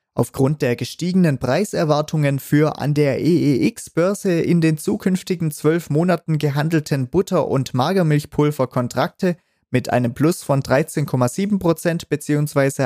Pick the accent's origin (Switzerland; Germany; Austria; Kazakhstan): Germany; Bei uns in Deutschland